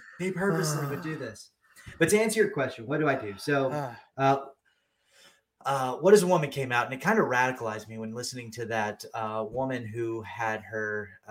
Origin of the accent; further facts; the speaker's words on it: Texas, United States; also born or lived in California; now in Georgia, United States; Yeah, I grew up in Texas, California, and then the Army brought me to Georgia.